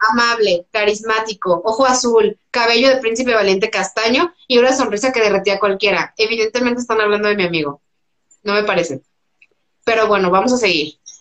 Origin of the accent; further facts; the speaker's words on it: Mexico; como mexicanos